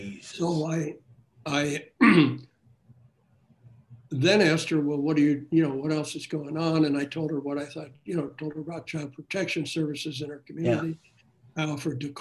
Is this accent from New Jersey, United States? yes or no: yes; New Jersey, United States; moved away; I was from New Jersey